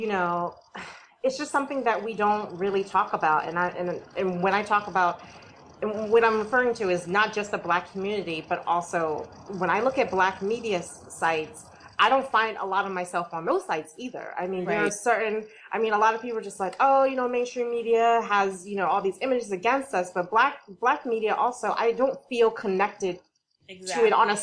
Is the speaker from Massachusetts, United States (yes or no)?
yes; Boston, Massachusetts, United States; also born or lived in South Carolina; I was raised in Boston.